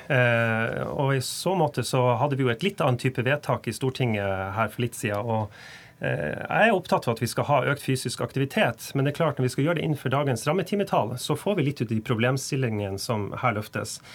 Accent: Tromsø, Troms, Norway; i Tromsø, der jeg kommer

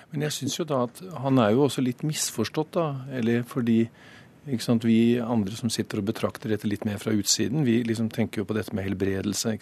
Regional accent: Snåsa, Trøndelag, Norway; Jeg er jo fra Snåsa selv

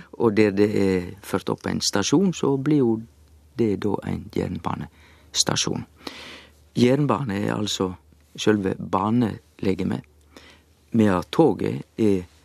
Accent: Sogn, Vestland, Norway; Jeg er jo sogning

